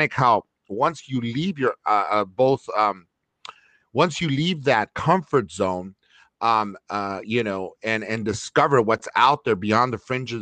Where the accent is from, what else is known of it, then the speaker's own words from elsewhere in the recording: Los Angeles, California, United States; I grew up in Northeast LA, it's the East LA area, and it was government subsidized apartments